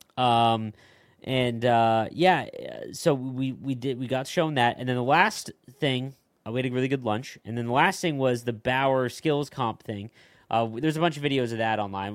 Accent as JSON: {"language": "English", "town": "Chicago", "region": "Illinois", "country": "United States", "said": "we, we are from Chicago"}